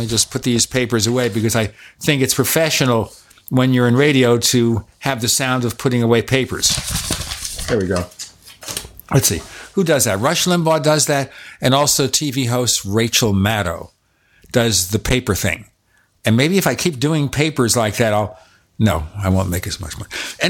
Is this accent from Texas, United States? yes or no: no; New York City, New York, United States; Because when I grew up in Brooklyn, New York, that was my favorite.